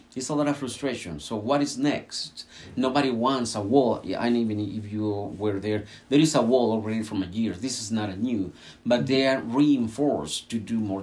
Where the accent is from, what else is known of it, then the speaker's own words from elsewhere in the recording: Mexico; moved away as an adult; now in United States; I'm a U.S. citizen, but I was born in Mexico, and after 29 years here, I have no Mexican papers